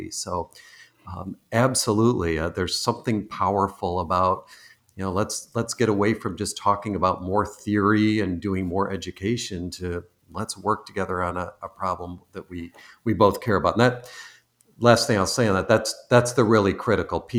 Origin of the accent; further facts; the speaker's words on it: East Coast, United States; also born or lived in Michigan; I recently moved from Michigan, though I'm originally from the East Coast, and my parents were Canadian, but I I now live on the West Coast